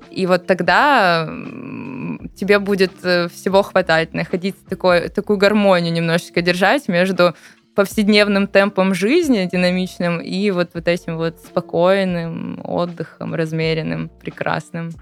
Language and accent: Russian; Sochi, Krasnodar Krai, Russia; moved away; коренной житель Сочи могу сказать